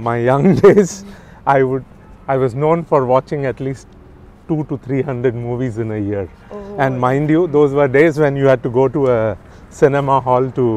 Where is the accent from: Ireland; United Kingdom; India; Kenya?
India; Nagpur, Maharashtra; moved away as an adult; also born or lived in Kanpur, India / Purdue, United States / Mumbai, India; now in Patiala, India; I grew up in Nagpur. I studied in Nagpur all the way up to my graduation and my first post-graduation.